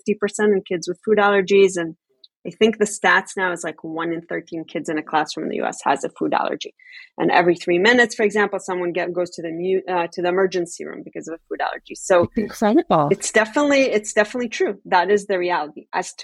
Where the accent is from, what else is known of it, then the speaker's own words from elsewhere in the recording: New York, United States; also born or lived in Tel Aviv, Israel; You know, I grew up in New York and in Tel Aviv. Never had a kid in my class with a peanut allergy or some other sensitivity.